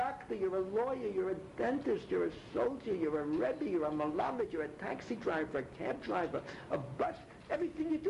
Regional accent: New York City, New York, United States; moved away; I was born in the Bronx

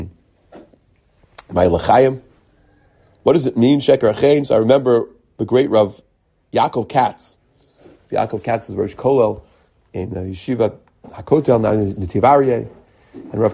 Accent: United States; now in Jerusalem, Israel; because I'm from America

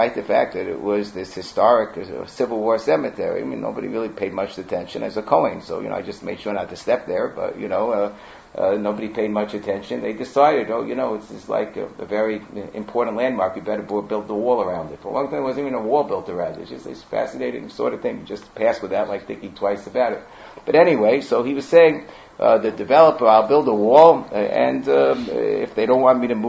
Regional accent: United States; when I grew up in Muncie

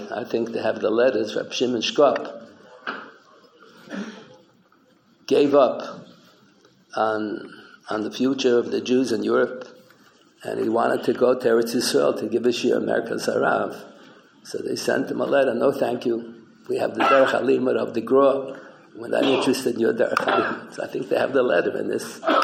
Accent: Philadelphia, Pennsylvania, United States; also born or lived in New York City; I was brought up in Pennsylvania, and when we lived in Philadelphia, the day school only went to the fifth grade. So my parents decided to have to send me to stay with my grandparents in New York

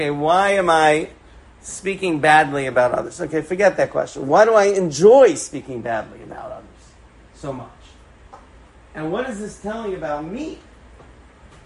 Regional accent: New York City, New York, United States; I grew up in Forest Hills in Queens, a couple of blocks away from my grandparents.

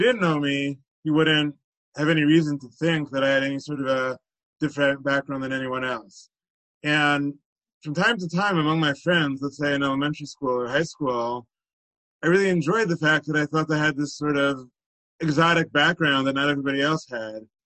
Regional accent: Teaneck, New Jersey, United States; I grew up in Teaneck, where I still live today

